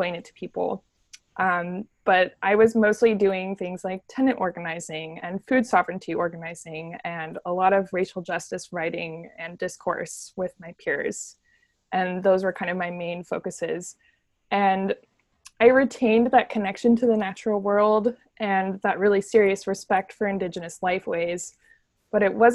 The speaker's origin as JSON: {"language": "English", "town": "Santa Cruz", "region": "California", "country": "United States", "tie": "born or raised there", "said": "I grew up in Santa Cruz, California"}